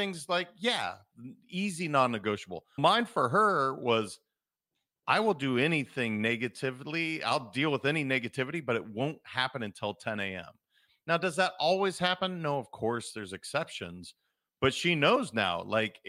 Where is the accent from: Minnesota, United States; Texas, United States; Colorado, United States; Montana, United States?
Montana, United States; I'm a kid from Montana